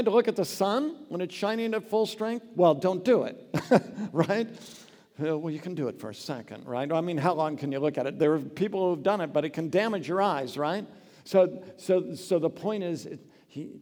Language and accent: English; Oregon, United States; I grew up in Oregon